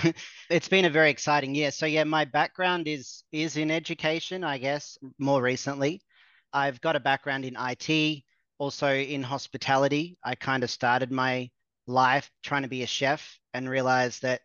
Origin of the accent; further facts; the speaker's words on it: Australia; moved away as an adult; also born or lived in Mexico; I'm from Australia